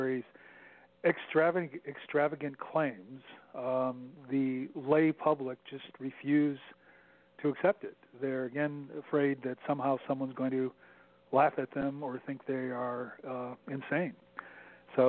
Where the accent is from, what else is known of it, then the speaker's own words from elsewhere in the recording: United States; I grew up on the Michigan-Ohio border